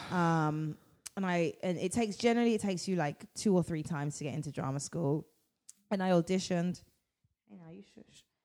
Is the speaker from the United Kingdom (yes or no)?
yes; London, United Kingdom; moved away as an adult; now in United States; I'm from London. My family are from the Caribbean, um, yeah. but I am originally. I was born in London.